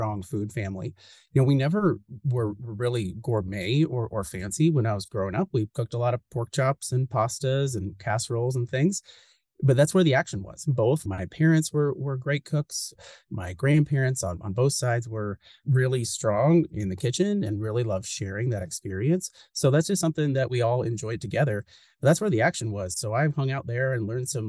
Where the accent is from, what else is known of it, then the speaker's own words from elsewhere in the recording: Seattle, Washington, United States; moved away; I am from Seattle, from the Pacific Northwest, lived in Seattle for over 12 years.